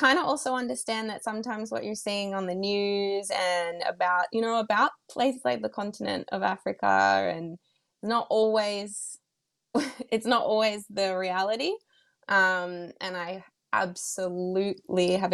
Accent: Australia; I'm moved back home to my hometown

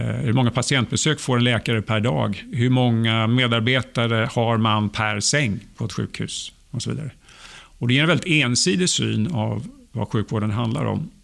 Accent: Sweden; also born or lived in Sturgis, Michigan; som svensk

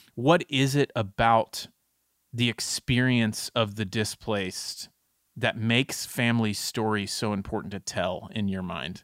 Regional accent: Texas, United States; as a Texan

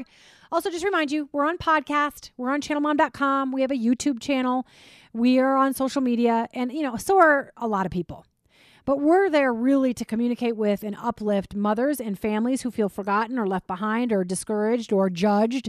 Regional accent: Minnesota, United States; I grew up in Minnesota

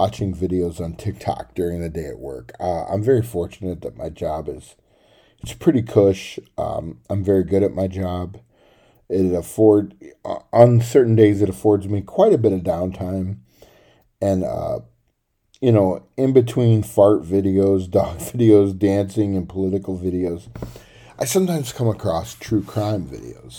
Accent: Tennessee, United States; where I grew up in Tennessee

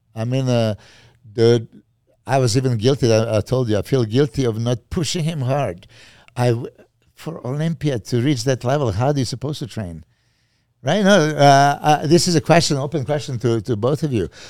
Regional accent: Serbia; English is a second language; moved away as an adult; I'm from Serbia

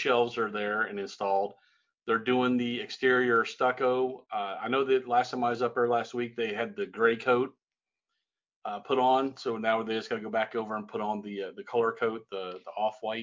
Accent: Indiana, United States; now in El Paso, United States; when I grew up in Indiana

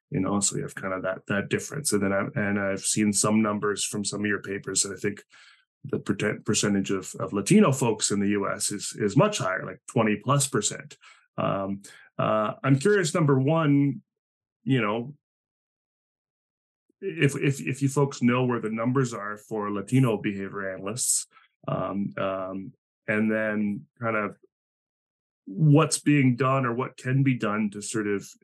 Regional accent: Spain; first language Spanish; English is a second language; just because I'm from Spain and speak Spanish doesn't mean I'm going to do well

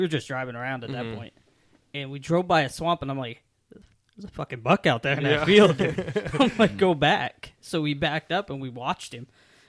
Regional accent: Virginia, United States; now in New Hampshire, United States; Because that's where I'm from. I'm from Virginia.

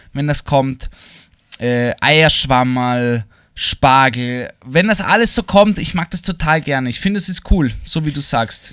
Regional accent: Vienna, Austria; Für mich als Wiener

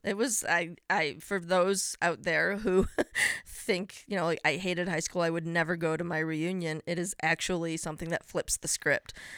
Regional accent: a suburb of Chicago, Illinois, United States; I grew up in a suburb of Chicago.

